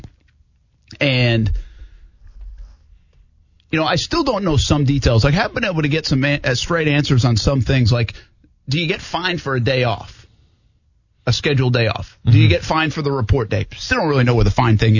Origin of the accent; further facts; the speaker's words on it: Providence, Rhode Island, United States; now in Jacksonville, United States; my hometown of Providence